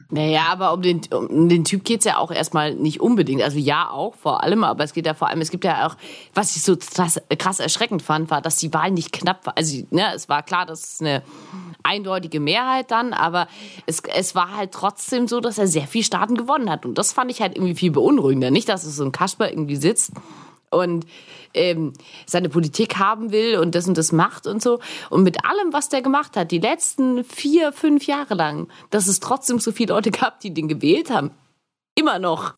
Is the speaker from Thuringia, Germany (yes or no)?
no; Augsburg, Bavaria, Germany; moved away; also born or lived in Erlangen; in meiner Heimatstadt Augsburg